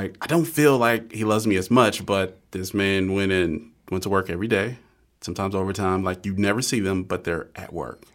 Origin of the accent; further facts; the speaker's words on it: Georgia, United States; I grew up in Georgia.